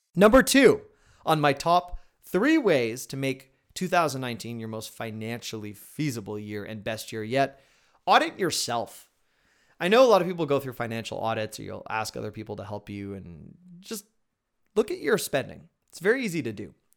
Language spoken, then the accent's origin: English; Canada; I'm Canadian